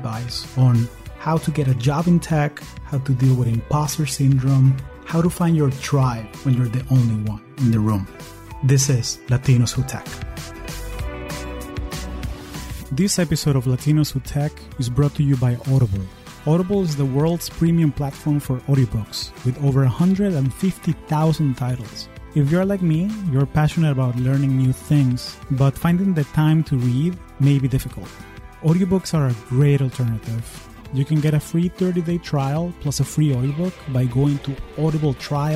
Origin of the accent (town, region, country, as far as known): Caracas, Capital District, Venezuela; now in United States